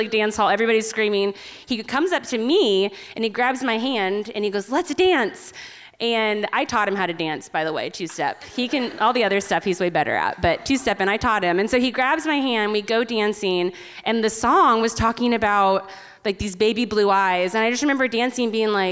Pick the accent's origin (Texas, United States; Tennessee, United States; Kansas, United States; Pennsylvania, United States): Kansas, United States; Wichita; we're both from Wichita, Kansas